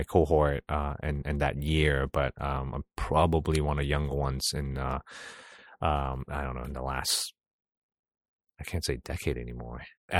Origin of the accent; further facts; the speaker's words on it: Singapore; As a Singaporean citizen, I served 2.5 years, kind of went to officer cadet school